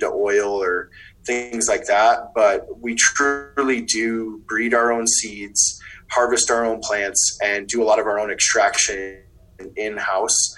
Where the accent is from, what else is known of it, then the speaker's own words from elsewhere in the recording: Wisconsin, United States; moved away as an adult; now in Colorado, United States; I'm from the Midwest originally, in Wisconsin.